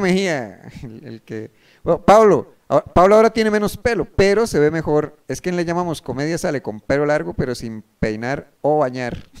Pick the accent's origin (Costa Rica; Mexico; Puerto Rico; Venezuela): Costa Rica; soy de Costa Rica